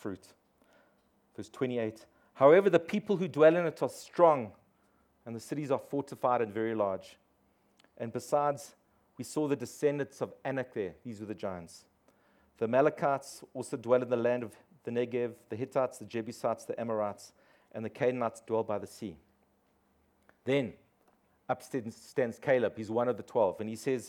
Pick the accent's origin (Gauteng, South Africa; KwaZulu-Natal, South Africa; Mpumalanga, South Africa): Gauteng, South Africa; East Rand; I grew up on the East Rand